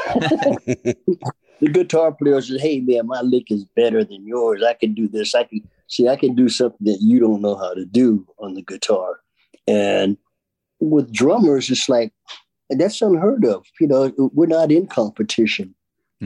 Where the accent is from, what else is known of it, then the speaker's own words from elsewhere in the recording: England, United Kingdom; accent: English; doing it my English accent